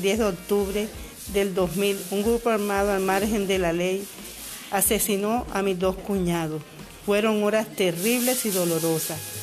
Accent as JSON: {"language": "Spanish", "town": "Chalán", "region": "Sucre", "country": "Colombia", "also_born_or_lived": "Cartagena", "moved": "as an adult", "said": "fui desplazada de la vereda Alemania. En el momento de estos hechos me desempeñaba como enfermera del puesto de salud de mi vereda"}